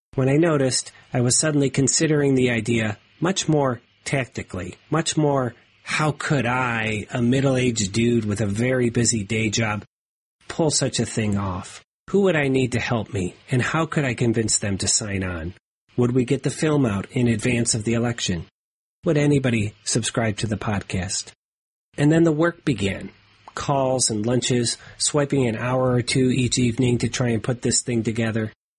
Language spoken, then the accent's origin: English; Ohio, United States; my home state of Ohio